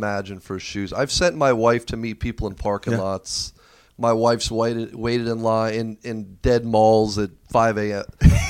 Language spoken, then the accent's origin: English; Broward County, South Florida, United States; South Florida, Broward County, born and raised.